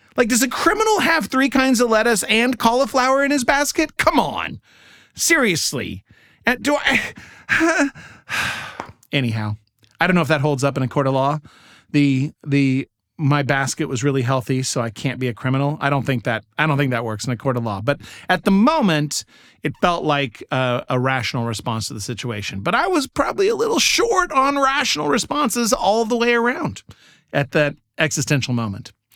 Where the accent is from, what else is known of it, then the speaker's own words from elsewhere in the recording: United States; I'm an American